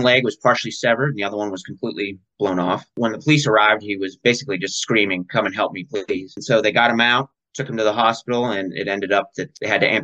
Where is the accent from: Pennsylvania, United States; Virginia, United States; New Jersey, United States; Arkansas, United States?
Pennsylvania, United States; Johnstown; also born or lived in New York City; now in Maryland, United States; Actually was born in a town called Johnstown, PA